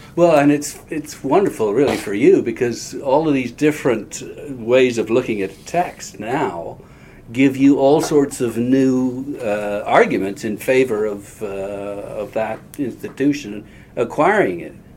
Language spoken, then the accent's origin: English; Canada; I'm Canadian